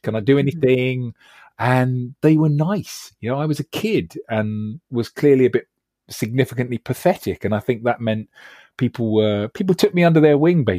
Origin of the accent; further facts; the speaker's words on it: London, United Kingdom; I mean, for a start, I grew up in West London.